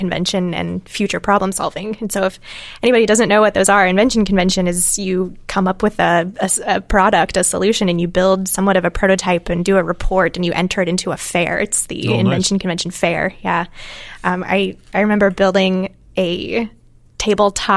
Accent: Manilla, Iowa, United States; I grew up in Western Iowa, outside of a town called Manila.

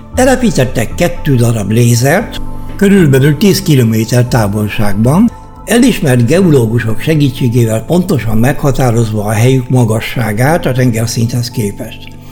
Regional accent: Hungary; moved away as an adult; now in Germany; magyarok vagyunk

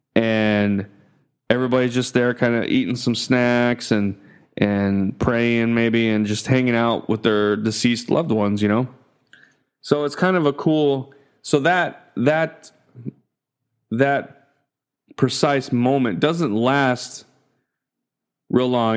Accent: United States; moved away as an adult; now in Philippines; growing up in the States, you know? Being born, you know, being an American

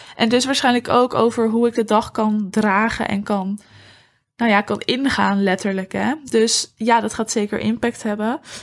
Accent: Huizen, North Holland, Netherlands; moved away; het dorp staat waar ik ben opgegroeid. En dat dorp is Huizen.

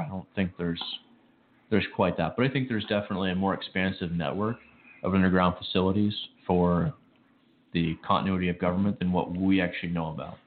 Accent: Chicago, Illinois, United States; moved away; I grew up in Chicago.

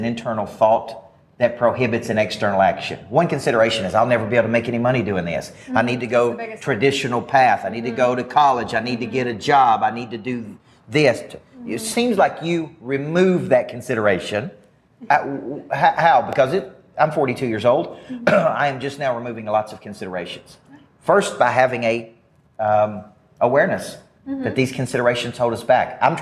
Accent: Southern United States, United States; accent: Southern; my Southern accent

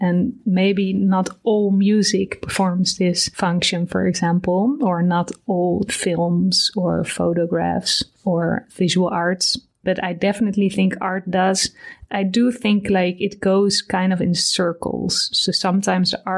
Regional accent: Amsterdam, North Holland, Netherlands; I'm from Amsterdam

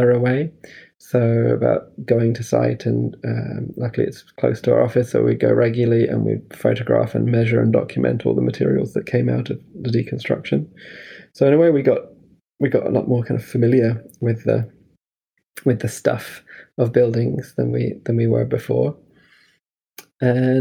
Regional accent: Scotland, United Kingdom; moved away as an adult; also born or lived in London / Los Angeles; I was growing up in Scotland and studying in university in London

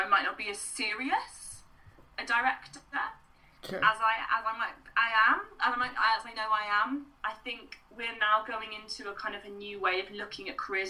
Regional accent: Wales, United Kingdom; a Welsh woman from a rural community

